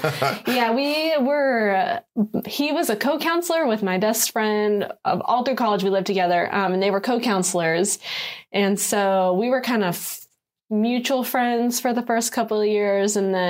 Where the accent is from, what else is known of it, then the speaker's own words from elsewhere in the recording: Houston, Texas, United States; also born or lived in Virginia / Jacksonville, Florida / Newport, Rhode Island; So I was born in Virginia and then lived in Virginia for a couple of years, lived in Jacksonville, Florida, and then lived in Newport, Rhode Island for a good amount of time before we were brought down to Houston.